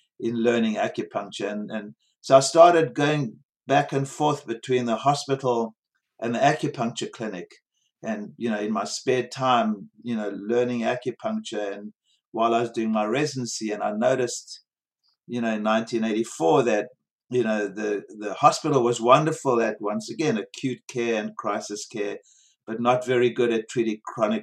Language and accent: English; South Africa; moved away as an adult; also born or lived in Bronx, New York; growing up in South Africa in a rotten system